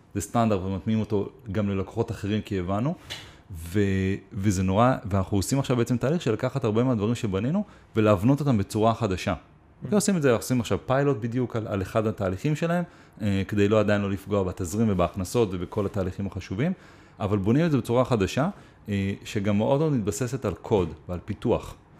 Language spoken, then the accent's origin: Hebrew; Israel